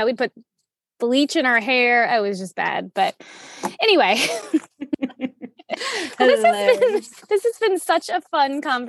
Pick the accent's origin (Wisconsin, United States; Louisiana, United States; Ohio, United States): Louisiana, United States; outside of New Orleans; I grew up outside of New Orleans. And so, you know, you're growing up in the South in high school